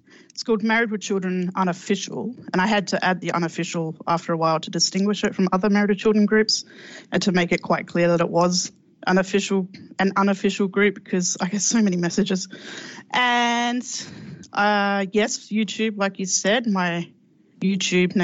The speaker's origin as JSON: {"language": "English", "country": "Australia", "said": "I'm Australian"}